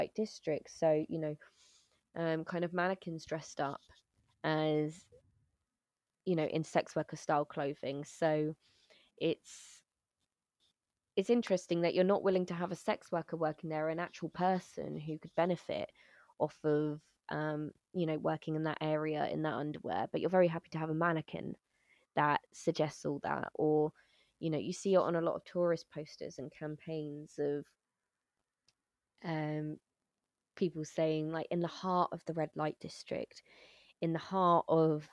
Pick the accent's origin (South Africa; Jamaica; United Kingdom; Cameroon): United Kingdom; moved away as an adult; now in Netherlands; my experience as a British person coming into the Netherlands